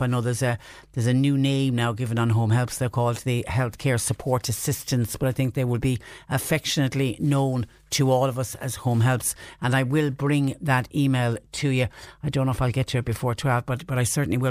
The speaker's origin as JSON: {"language": "English", "country": "Ireland"}